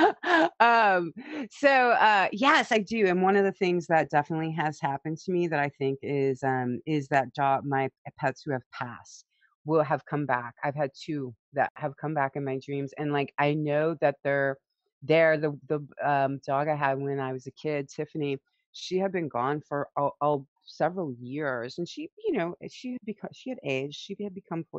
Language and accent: English; St. Louis, Missouri, United States; I grew up in St. Louis, Missouri, and a little bit rural when I was young, outside of St. Louis, Missouri, south of there.